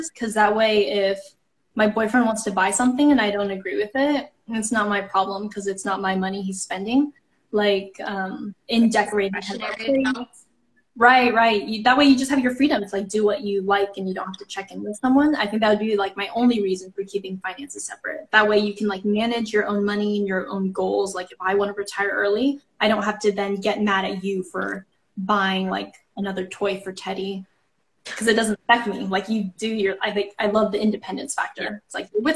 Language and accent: English; Kansas, United States; I grew up in Kansas